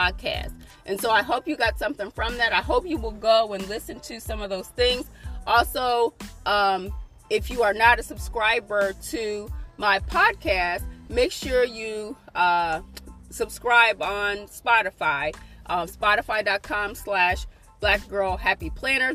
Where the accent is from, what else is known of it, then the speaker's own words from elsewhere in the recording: United States; us as American people